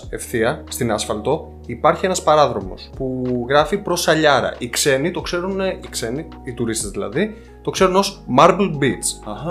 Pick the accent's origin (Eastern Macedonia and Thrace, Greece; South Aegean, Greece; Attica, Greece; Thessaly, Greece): Eastern Macedonia and Thrace, Greece; Kallirachi; γιατί εγώ από Καβάλα πηγαίνω, το χωριό μου βρίσκεται κοντά στον Πρίνο.